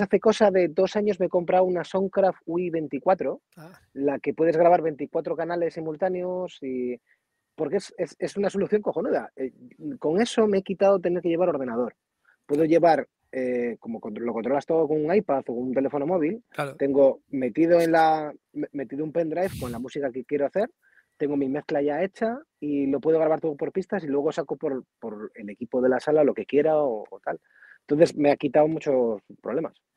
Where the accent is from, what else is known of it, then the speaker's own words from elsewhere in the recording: Hinojedo, Cantabria, Spain; cuando pasa por cerca de Hinojedo, eh, se salta a mi pueblo